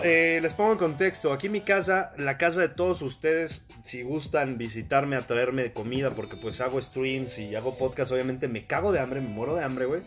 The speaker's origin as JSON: {"language": "Spanish", "country": "Mexico", "said": "unos pinches mexicanos desmadrosos"}